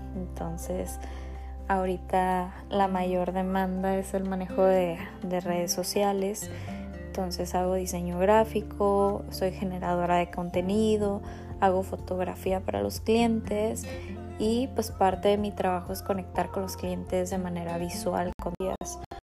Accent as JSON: {"language": "Spanish", "town": "Rosarito", "region": "Baja California", "country": "Mexico", "said": "soy de Rosarito, Baja California"}